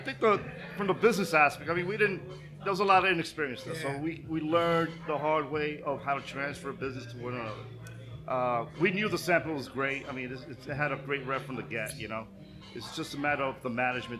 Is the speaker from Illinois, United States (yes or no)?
no; New York City, New York, United States; I grew up in Bush, right? This was like my area